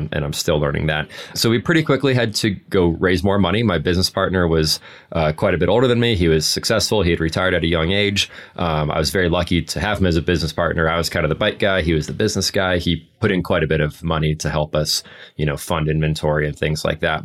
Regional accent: Anchorage, Alaska, United States; moved away; also born or lived in Colorado Springs, Colorado / Denver, Colorado; I grew up in Anchorage, Alaska, and, and worked in a bike shop up there

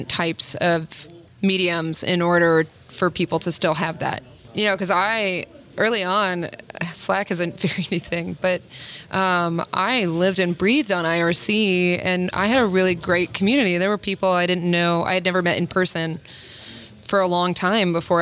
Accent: South Carolina, United States; moved away; I grew up in South Carolina, and I moved for job opportunities

